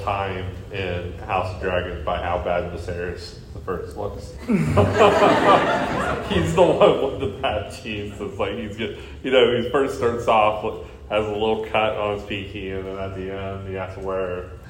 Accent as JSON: {"language": "English", "region": "Georgia", "country": "United States", "said": "I'm from Georgia, and that's a state away from us."}